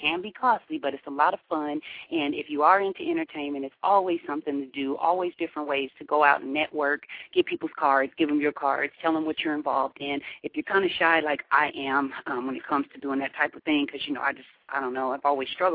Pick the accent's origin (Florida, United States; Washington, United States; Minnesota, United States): Washington, United States; Seattle; growing up in Seattle, we had them when we were little kids